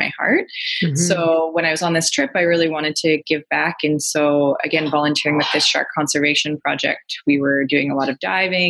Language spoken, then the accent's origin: English; Ontario, Canada; now in Vancouver Island, Canada; I'm from Ontario originally. I now live out on Vancouver Island in BC.